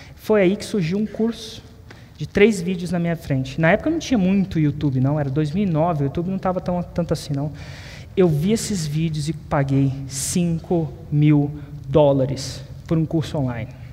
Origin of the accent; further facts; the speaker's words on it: Brasília, Federal District, Brazil; Eu nasci em Brasília